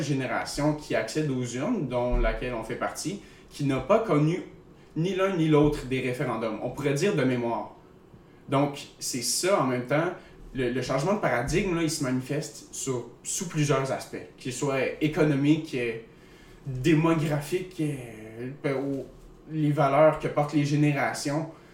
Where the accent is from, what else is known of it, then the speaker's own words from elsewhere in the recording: Eastern Quebec, Canada; je viens de l'Est de Québec